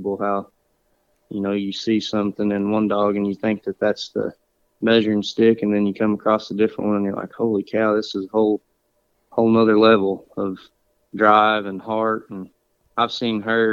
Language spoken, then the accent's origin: English; Okfuskee County, Oklahoma, United States; I'm from Okefuskee County, and I've lived here pretty much my whole life